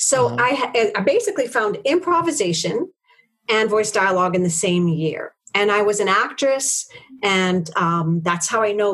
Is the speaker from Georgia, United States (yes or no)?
no; New York City, New York, United States; I'm a small white woman, and I grew up in Harlem